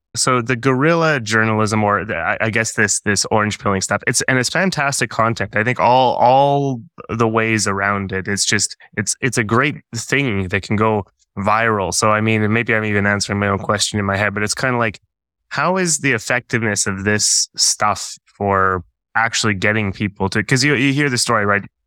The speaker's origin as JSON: {"language": "English", "country": "Canada", "moved": "yes", "lives_now": "Finland", "said": "I'm Canadian"}